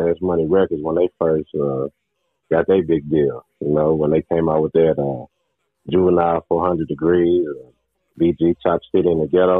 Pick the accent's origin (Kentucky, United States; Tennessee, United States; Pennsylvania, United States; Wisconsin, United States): Tennessee, United States; Murfreesboro; Murfreesboro, Tennessee, my hometown